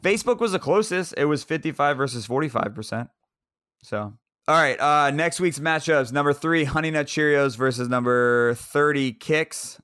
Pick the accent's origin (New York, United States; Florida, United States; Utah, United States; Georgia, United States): Florida, United States; Central; it was in Central Florida, so it is my hometown.